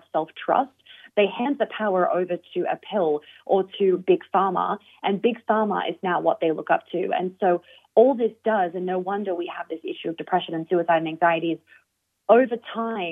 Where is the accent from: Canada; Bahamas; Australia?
Australia; now in United States; me being Australian and now living in the US